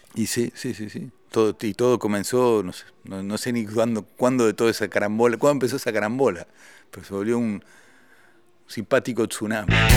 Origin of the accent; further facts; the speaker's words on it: Argentina; also born or lived in Paris, France; yo, siendo un solista argentino, gané el premio al mejor grupo europeo